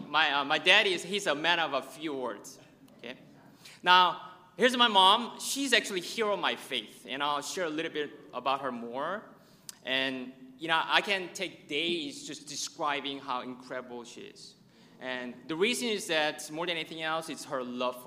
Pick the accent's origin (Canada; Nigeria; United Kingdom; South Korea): South Korea; now in United States; I'm from South Korea, and please don't ask if I'm from North Korea